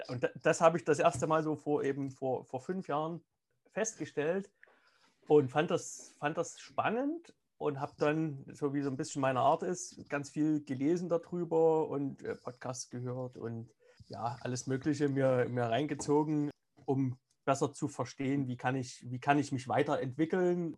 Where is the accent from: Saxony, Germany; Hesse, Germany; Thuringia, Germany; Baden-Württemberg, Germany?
Saxony, Germany; also born or lived in Moscow, Russia; Ich bin ja im, im Osten Deutschlands aufgewachsen